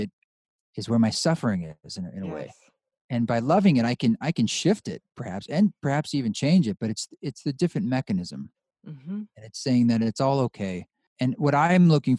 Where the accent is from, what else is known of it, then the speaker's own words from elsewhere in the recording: Pacific Northwest, United States; moved away as an adult; also born or lived in New York City; I grew up in the Northwest, Pacific Northwest